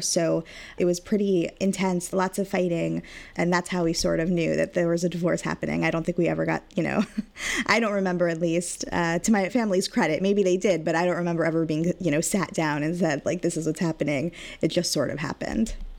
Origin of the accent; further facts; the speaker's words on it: Long Beach, California, United States; I was raised, born and raised in Long Beach, California